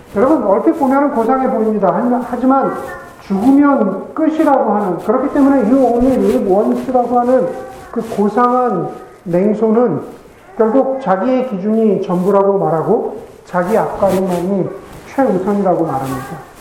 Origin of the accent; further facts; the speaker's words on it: South Korea; 우리가 한국 사람으로서 그리스도적이죠.